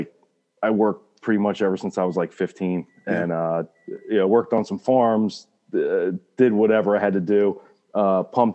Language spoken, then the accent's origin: English; Chemung, New Jersey, United States; also born or lived in near Philadelphia, New Jersey; I'm from Chemung, New Jersey, born and raised